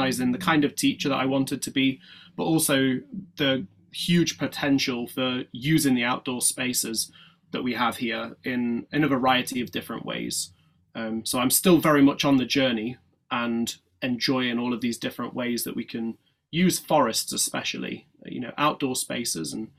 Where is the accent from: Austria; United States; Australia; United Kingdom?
United Kingdom; Yorkshire and the Humber; also born or lived in East London; now in London, United Kingdom; I was born in Yorkshire, so in the north of England, and now all of my work is based in East London.